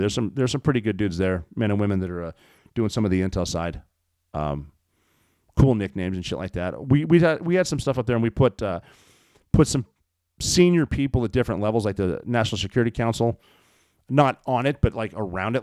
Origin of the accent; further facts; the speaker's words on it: Montana, United States; my home state of Montana